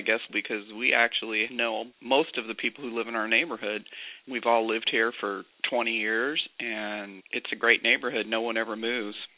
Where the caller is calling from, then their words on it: Fort Lauderdale, Florida, United States; I'm calling from Fort Lauderdale area of Florida